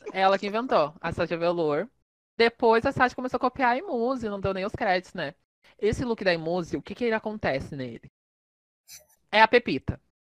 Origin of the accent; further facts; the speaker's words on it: South Region, Brazil; eu sou do Sul